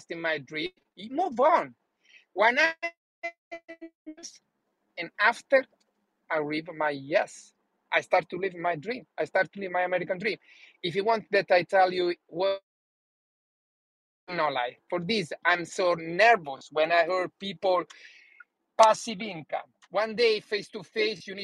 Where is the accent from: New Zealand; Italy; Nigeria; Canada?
Italy; English is a second language; moved away as an adult; now in United States; When I started to live in USA, I didn't speak one word in English.